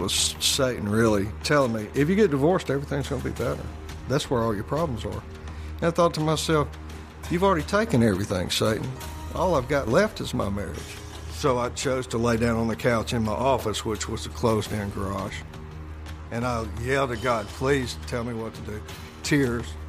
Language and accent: English; Jackson, Mississippi, United States; Born in Jackson, Mississippi. It's kind of a mid sized southern town. Raised Presbyterian